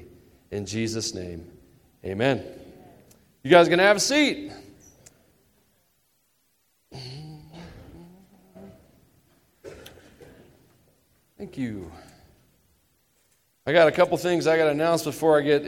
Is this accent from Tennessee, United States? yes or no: yes; Tennessee, United States; moved away; I am from the South, specifically Tennessee, which is the first part of the South, the first and best